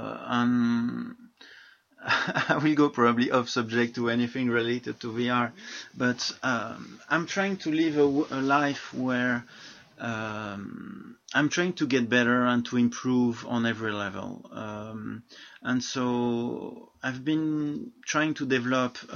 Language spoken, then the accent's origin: English; France; I'm from France